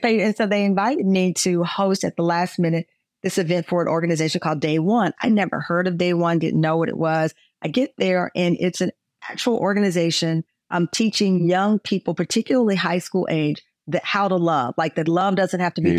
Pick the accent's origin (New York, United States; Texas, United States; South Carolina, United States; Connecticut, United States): Texas, United States; moved away as an adult; also born or lived in Chicago; I'm a Texan